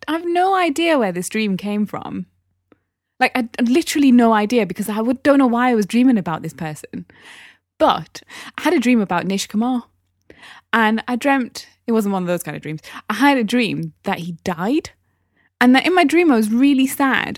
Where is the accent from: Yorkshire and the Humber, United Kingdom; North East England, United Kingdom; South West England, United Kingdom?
North East England, United Kingdom; Newcastle upon Tyne; accent: Geordie; moved away; I'm from Newcastle